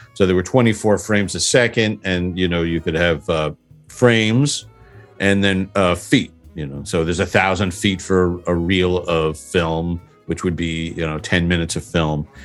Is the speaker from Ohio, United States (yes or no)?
no; Huntington, New York, United States; I'm from Huntington, Long Island